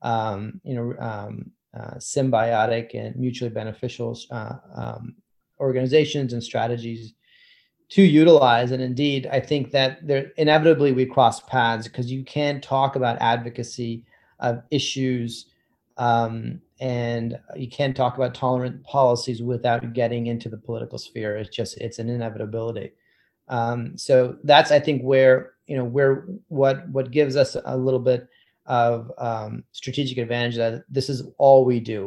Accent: Lehigh Valley, Pennsylvania, United States; also born or lived in Maryland / Boston; I grew up mostly in the Lehigh Valley, which is a large area in Pennsylvania, north of Philadelphia by about an hour, and pretty much grew up there entirely from kindergarten through my college education

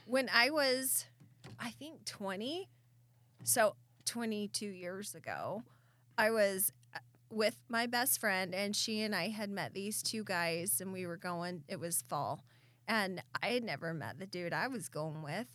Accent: Southeast Idaho, United States; now in Meridian, United States; I grew up in Southeast Idaho where it's a constant blow

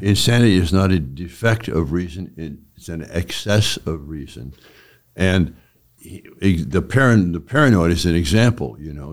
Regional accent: San Francisco, California, United States; I'm from California and in San Francisco

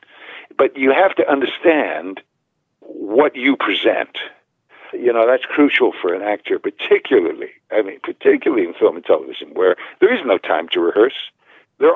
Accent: New Haven, Connecticut, United States; growing up in New Haven

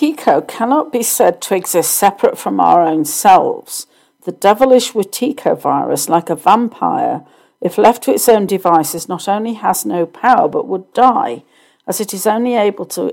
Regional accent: United Kingdom; I grew up in the Church of England in the UK.

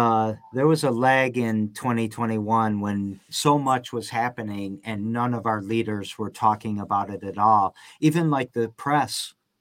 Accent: Lansing, Michigan, United States; I'm a South Sider too. I grew up on the South Side.

